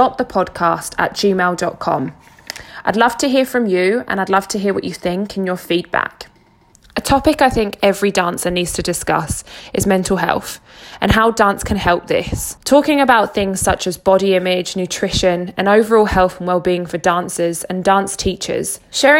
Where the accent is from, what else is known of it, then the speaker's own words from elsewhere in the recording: Harwich, East of England, United Kingdom; moved away as an adult; also born or lived in Scotland; now in Elgin, United Kingdom; I grew up in Essex, a small seaside town called Harwich, and I lived there till I was 17